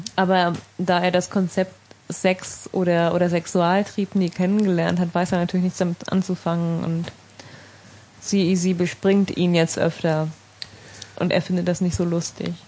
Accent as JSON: {"language": "German", "area": "Sauerland", "region": "North Rhine-Westphalia", "country": "Germany", "tie": "born or raised there", "moved": "yes", "lives_now": "Berlin, Germany", "said": "ich bin ja in einer Kaninchenzüchterfamilie aufgewachsen im Sauerland"}